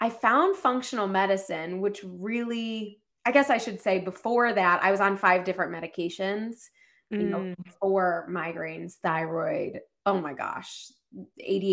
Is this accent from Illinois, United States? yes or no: no; Ohio, United States; now in Boston, United States; I grew up in Ohio